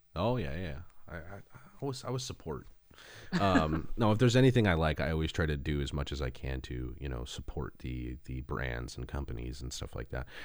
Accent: Los Angeles, California, United States; also born or lived in Arizona / Seattle; Los Angeles, the San Fernando Valley is, is, is my hometown.

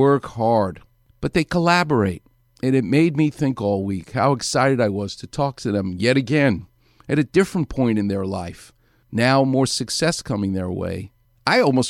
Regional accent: New York City, New York, United States; moved away as an adult; now in Los Angeles, United States; I'm from Far Rockaway

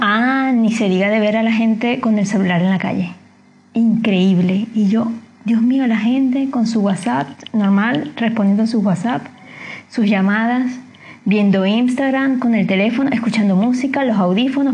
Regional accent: Venezuela; moved away as an adult; now in Chile; como venezolano, como inmigrante

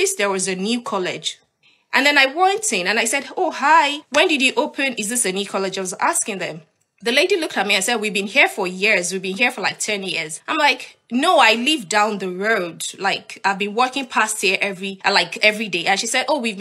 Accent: Nigeria; moved away as an adult; now in United Kingdom; I'm Nigerian. I used to live in Nigeria and I love living in Nigeria.

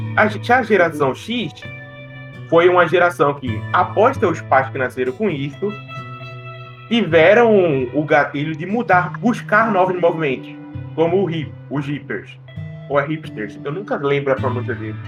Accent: Northeast Region, Brazil; a gente é nordestino

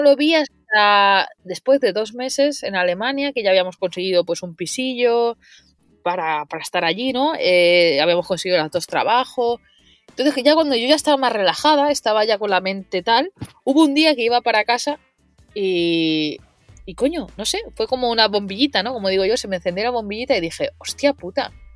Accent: Mataró, Catalonia, Spain; yo soy de Mataró

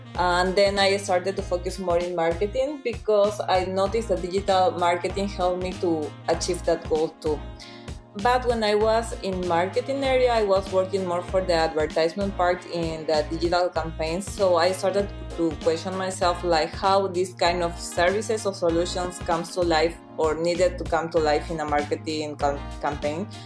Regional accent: Peru; moved away as an adult; now in Milan, Italy; I'm from Peru and I'm a service designer

